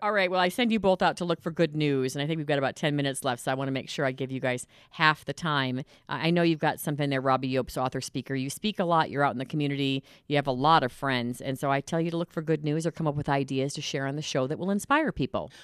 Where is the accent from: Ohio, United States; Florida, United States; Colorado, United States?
Colorado, United States; Boulder; my hometown of Boulder, Colorado.